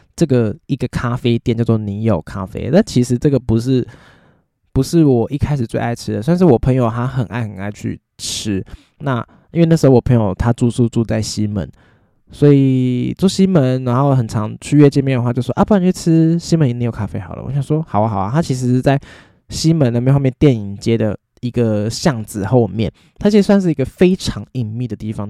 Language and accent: Chinese; Taiwan; 我们台湾人 通常吃饭就很想要配饭嘛